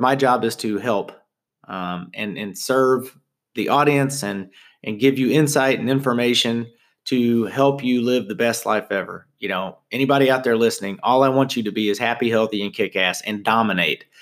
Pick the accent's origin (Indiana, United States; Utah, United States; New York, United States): Indiana, United States; Southern; I'm from Southern Indiana